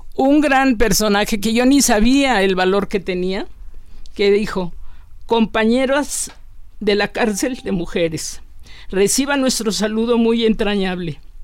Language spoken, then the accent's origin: Spanish; Taxco, Guerrero, Mexico; Soy una mujer mexicana, también, si no de pueblo, casi me yo crecí en un pueblo, Tasco Guerrero.